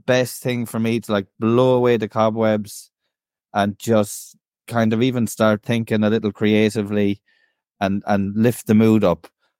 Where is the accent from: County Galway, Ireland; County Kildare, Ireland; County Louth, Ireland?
County Galway, Ireland; we did have all of that growing up in Galway City. It's renowned for that. And I'm sure being 30 miles out the road or 30-minute car journey, that absolutely did overlap.